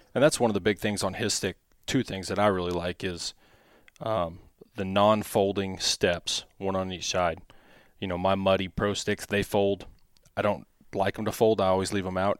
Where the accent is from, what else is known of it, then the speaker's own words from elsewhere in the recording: Missouri, United States; growing up in Missouri on public land